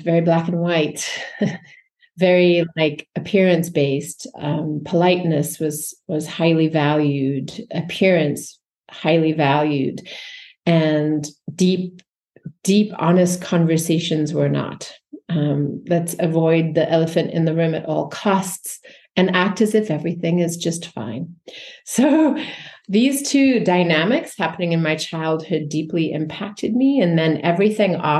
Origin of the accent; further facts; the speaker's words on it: South Africa; I grew up in South Africa just very briefly, and it was in the height of apartheid, born white in the suppressive system